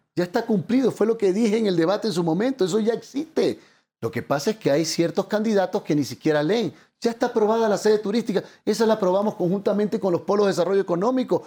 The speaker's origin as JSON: {"language": "Spanish", "town": "Portoviejo", "region": "Manabí", "country": "Ecuador", "said": "el buen mango portovejense, porque nosotros nos dicen los chupamangos"}